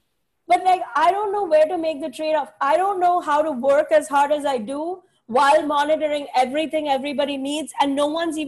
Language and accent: English; India; I was like, I'm Indian. There's a billion of us.